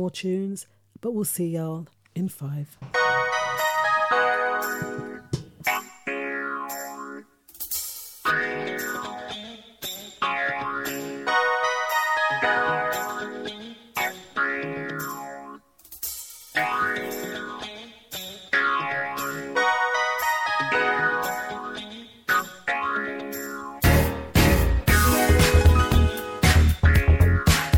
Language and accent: English; London, United Kingdom; we grew up on in Hackney, in an estate somewhere